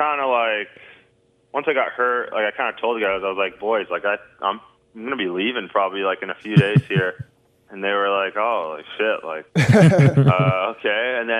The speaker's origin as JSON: {"language": "English", "town": "Vancouver", "region": "British Columbia", "country": "Canada", "said": "I mean, I'm from Vancouver, obviously. I love it."}